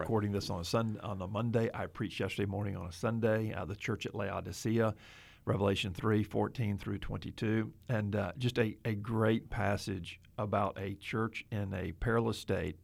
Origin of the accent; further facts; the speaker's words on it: Mobile, Alabama, United States; moved away; my hometown of Mobile, Alabama.